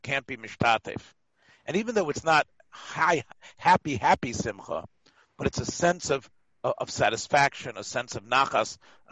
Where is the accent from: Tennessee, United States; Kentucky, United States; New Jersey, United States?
Tennessee, United States; Memphis; I'm from Memphis